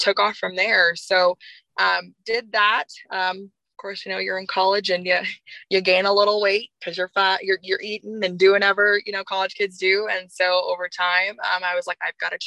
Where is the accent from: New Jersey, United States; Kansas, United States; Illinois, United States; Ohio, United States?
Kansas, United States; Overland Park; moved away; I grew up in the suburbs of Kansas, more specifically in the Overland Park area.